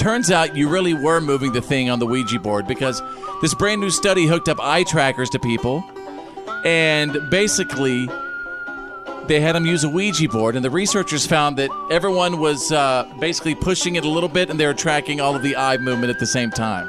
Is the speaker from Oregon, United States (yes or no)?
no; Bowie, Texas, United States; I grew up in Bowie, Texas.